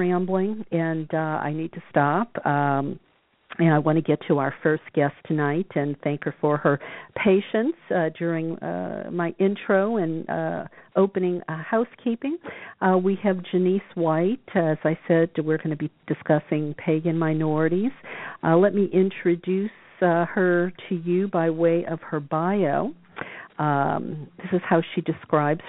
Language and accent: English; New Orleans, Louisiana, United States; I come from New Orleans